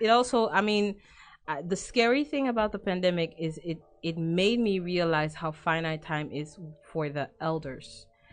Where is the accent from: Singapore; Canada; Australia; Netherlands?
Netherlands; The Hague, South Holland; I grew up in The Hague